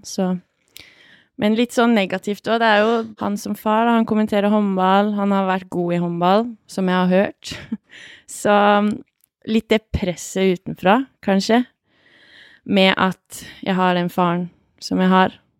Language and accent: Norwegian; Hamar, Innlandet, Norway; also born or lived in Ringsaker; jeg vokste opp på Hamar vest.